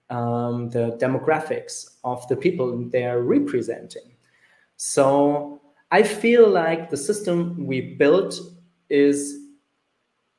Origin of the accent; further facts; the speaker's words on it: Germany; the one in my home country, which is Germany